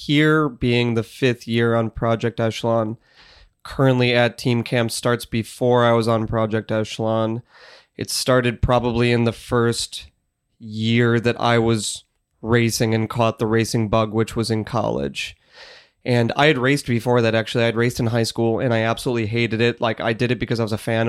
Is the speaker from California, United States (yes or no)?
no; Chicago, Illinois, United States; now in Boulder, United States; I am from Chicago